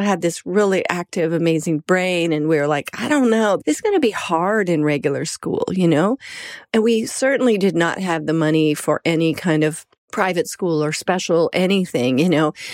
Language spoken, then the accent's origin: English; Colorado, United States; moved away; also born or lived in New York; I'm from Colorado originally, then I lived in New York